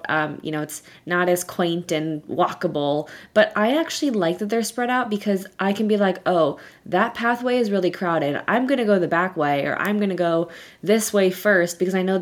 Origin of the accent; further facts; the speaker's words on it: South Florida, United States; I am from South Florida, so we drove up 3 hours and just would go to Magic Kingdom